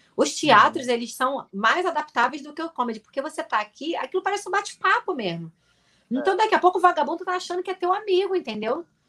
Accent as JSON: {"language": "Portuguese", "town": "Nova Iguaçu", "region": "Rio de Janeiro", "country": "Brazil", "said": "eu sou de Nova Iguaçu, que é do lado"}